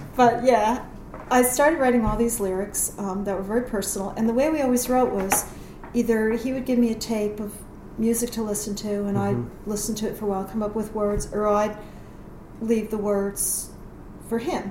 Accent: New York, United States; now in Phoenix, United States; I'm from New York

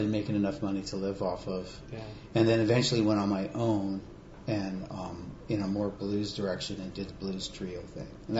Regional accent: Monterey, California, United States; also born or lived in San Francisco Bay Area; I grew up in Monterey

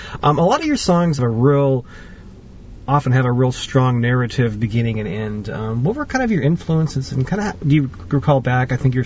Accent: Watsonville, California, United States; I was born and raised here in Watsonville

